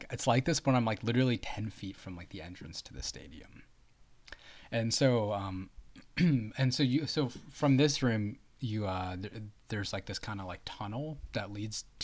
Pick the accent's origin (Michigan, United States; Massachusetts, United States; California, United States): California, United States; Bay Area; growing up in the Bay Area